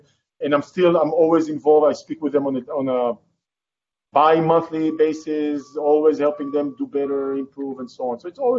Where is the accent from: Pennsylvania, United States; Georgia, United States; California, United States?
California, United States; So for me, Austin, as much as I like today, Austin, you know, as a Californian, Austin is great.